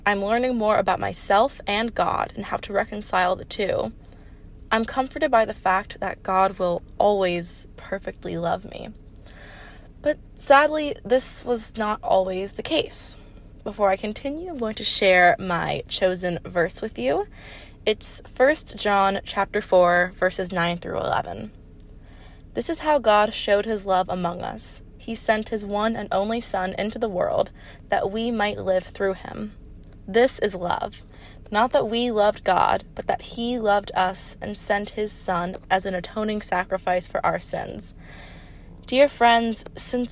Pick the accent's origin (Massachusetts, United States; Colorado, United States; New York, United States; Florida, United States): Florida, United States; Hollywood; moved away as an adult; now in Ohio, United States; I am from Hollywood, Florida, very far from Ohio